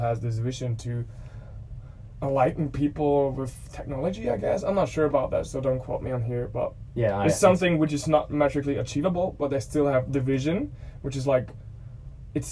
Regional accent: Germany; first language German; English is a second language; moved away as an adult; now in Australia; English is not my native language

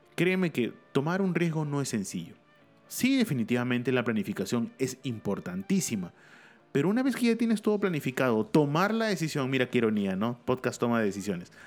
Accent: Lima, Peru; Lima, mi ciudad natal

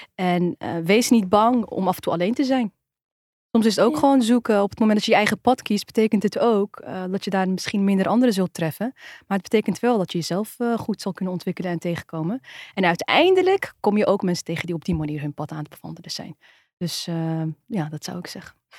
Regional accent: Netherlands; Wij zijn ook Nederlanders

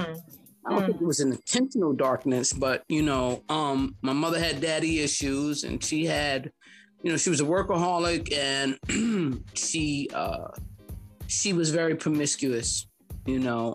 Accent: New York City, New York, United States; I'm from Harlem, you know, I'm a 60s baby

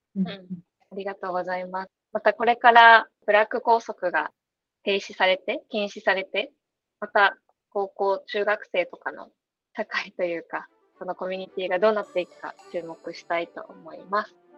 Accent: Miyazaki, Japan; 私の高校も地元が宮崎なんですけど

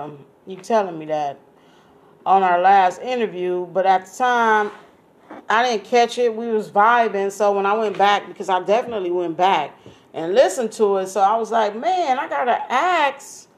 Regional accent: the West, United States; because you're from the South and I'm from the West, maybe we call it something different.

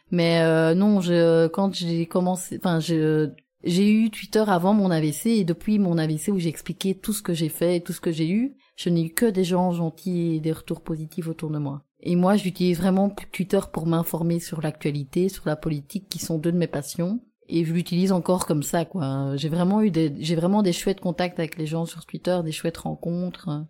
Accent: Gembloux, Wallonia, Belgium; moved away as an adult; also born or lived in Louvain-la-Neuve; now in Auderghem, Belgium; j'habite à Odergem mais je viens de Jean Blou

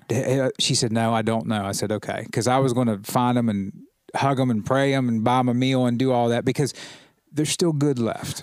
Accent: United States; as an American, as a proud American

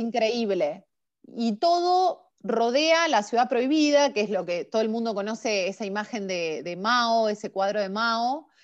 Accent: Chacabuco, Buenos Aires Province, Argentina; moved away as an adult; also born or lived in La Plata, Argentina; now in Beijing, China; Yo nací en Chacabuco, provincia de Buenos Aires. Eh, de cualquier forma, mis últimos años los viví en la ciudad de La Plata

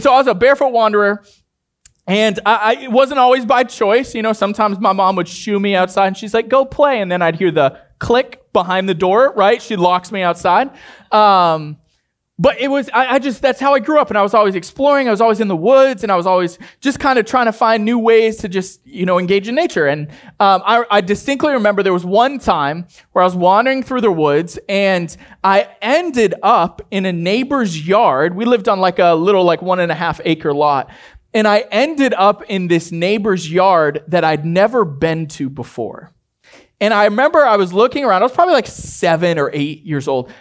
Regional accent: Maine, United States; I grew up in Maine

